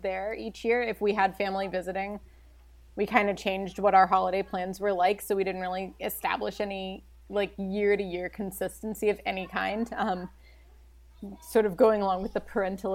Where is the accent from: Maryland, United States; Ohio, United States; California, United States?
Maryland, United States; Baltimore; I'm from Baltimore